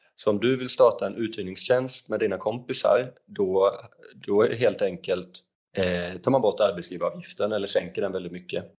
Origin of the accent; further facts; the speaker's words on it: Växjö, Kronoberg County, Sweden; moved away as an adult; jag är född 92 i Småland, i Växjö och pluggade elektriker i gymnasiet och sen så flyttade jag ner hit